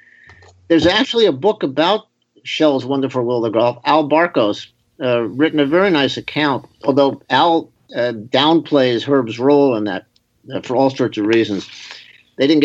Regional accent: New York City, New York, United States; I was growing up in New York City.

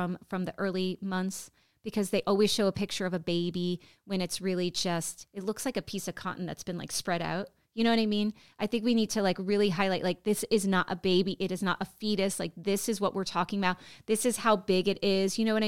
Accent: United States; This is our country

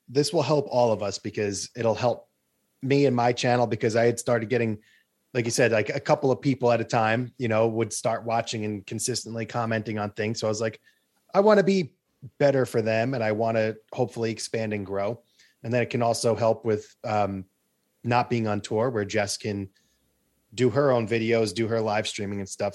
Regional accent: Long Island, New York, United States; I'm from Long Island

